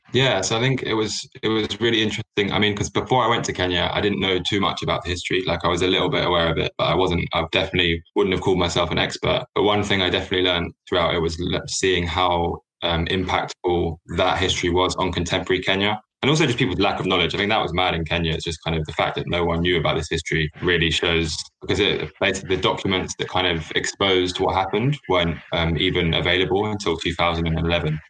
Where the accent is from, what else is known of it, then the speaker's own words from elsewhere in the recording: London, United Kingdom; I'm from Southeast London